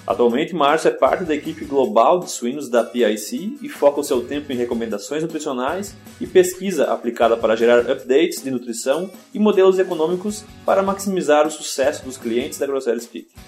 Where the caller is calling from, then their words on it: Hendersonville, Tennessee, United States; Tô em Hendersonville, Tennessee hoje.